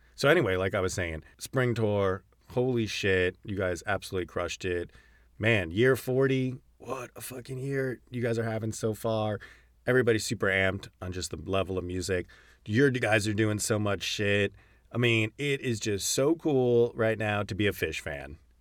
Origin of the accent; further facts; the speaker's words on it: Connecticut, United States; growing up in Connecticut in the nineteen nineties